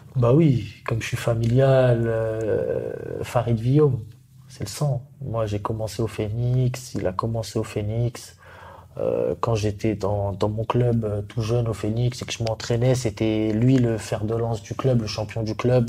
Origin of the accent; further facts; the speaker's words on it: Paris, Île-de-France, France; je suis un pur Parisien